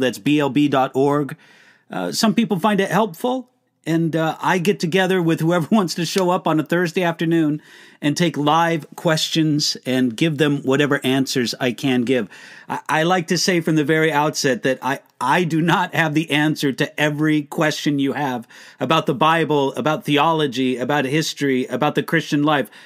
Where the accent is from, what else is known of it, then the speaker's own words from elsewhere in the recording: United States; accent: American; also born or lived in Germany; I am an American.